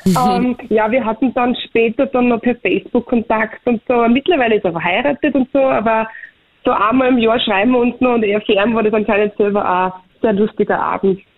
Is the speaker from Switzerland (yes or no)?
no; Austria; bei uns in Österreich